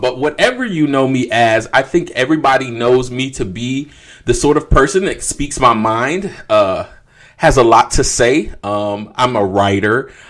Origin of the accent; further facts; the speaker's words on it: Jacksonville, Florida, United States; being a Duval native